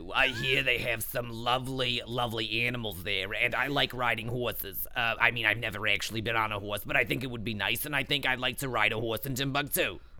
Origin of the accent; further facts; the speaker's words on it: Long Island, New York, United States; accent: New York; as if they couldn't tell by my lovely New York accent. I'm from Long Island originally, but I live in the city.